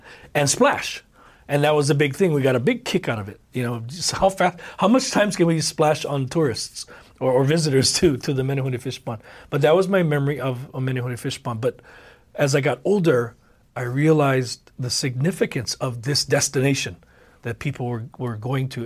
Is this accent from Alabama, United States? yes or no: no; Oahu, Hawaii, United States; also born or lived in Kauai; I was born and raised here in Oahu